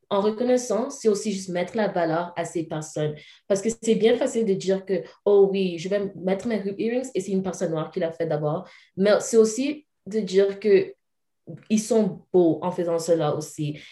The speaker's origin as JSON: {"language": "French", "town": "Calgary", "region": "Alberta", "country": "Canada", "tie": "born or raised there", "also_born_or_lived": "Cameroon", "said": "en grandissant ici au Canada"}